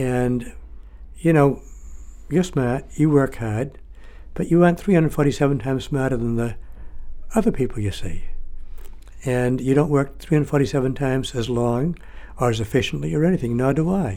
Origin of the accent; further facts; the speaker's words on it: Lewiston, Maine, United States; having lived growing up in Lewiston, where it's a very Franco-American community